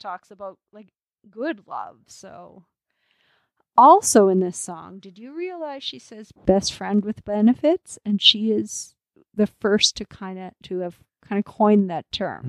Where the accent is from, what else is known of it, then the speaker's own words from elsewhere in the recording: Canada; as a Canadian